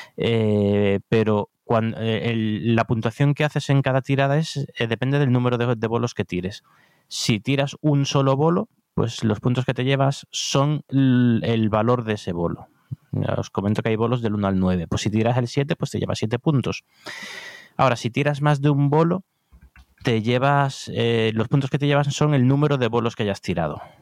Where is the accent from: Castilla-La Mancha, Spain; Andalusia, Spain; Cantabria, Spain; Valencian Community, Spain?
Andalusia, Spain; Cádiz; now in Madrid, Spain